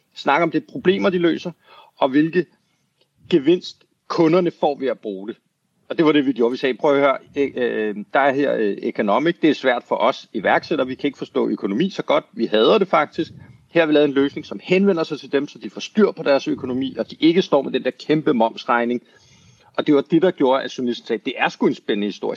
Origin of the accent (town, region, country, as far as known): Denmark; moved away as an adult; also born or lived in United States